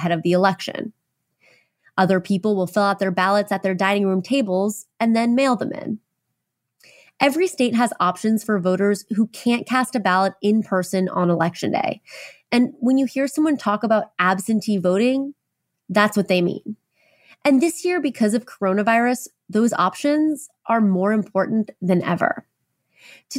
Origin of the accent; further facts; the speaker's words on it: Oklahoma, United States; I grew up in Oklahoma